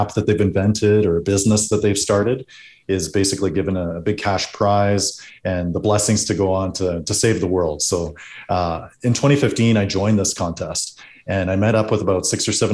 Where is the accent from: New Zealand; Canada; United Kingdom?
Canada; Calgary, Alberta; growing up in Dover, East Calgary, I didn't have a lot